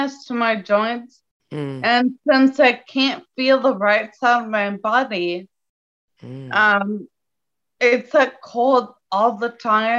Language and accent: English; Dayton, Ohio, United States; also born or lived in Charleston; I'm from Dayton, Ohio